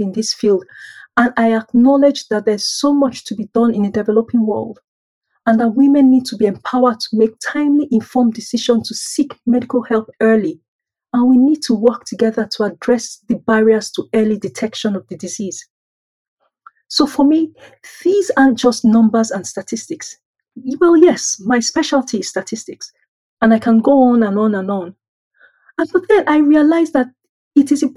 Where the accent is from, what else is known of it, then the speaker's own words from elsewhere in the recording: Nigeria; moved away as an adult; now in United Kingdom; I was born and raised in Nigeria by middle-class parents